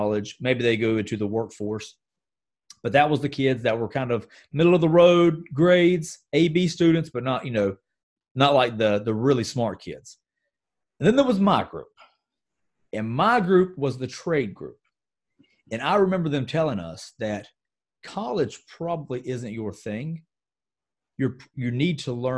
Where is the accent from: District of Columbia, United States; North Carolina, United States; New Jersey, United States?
North Carolina, United States; Gastonia; my hometown in Gastonia, North Carolina, is a very textile-rich environment.